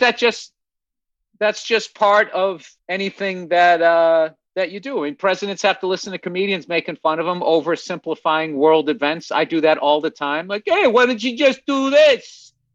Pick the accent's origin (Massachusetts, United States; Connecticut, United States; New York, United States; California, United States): Massachusetts, United States; I'm from, I'm from Massachusetts